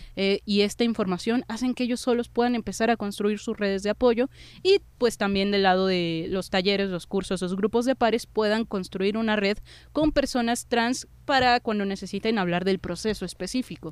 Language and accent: Spanish; Mexico City, Mexico; somos ciudadanos de la Ciudad de México, somos ciudadanos del país